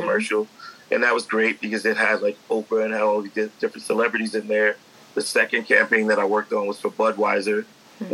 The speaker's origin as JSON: {"language": "English", "town": "New York City", "region": "New York", "country": "United States", "tie": "born or raised there", "said": "I grew up in the Bronx"}